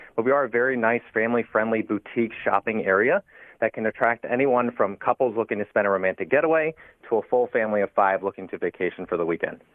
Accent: Delaware, United States; I've actually born and raised in Delaware

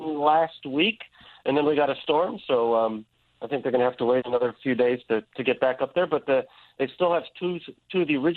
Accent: Buffalo, New York, United States; I'm originally from Buffalo, New York. I'm a Buffalo boy

